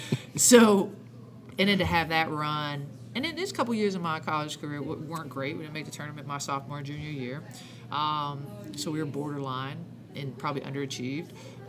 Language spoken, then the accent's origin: English; about an hour southeast of Columbus, Ohio, United States; my home state, where I went to school, where I live, currently live. I grew up about an hour southeast of here, but this is home.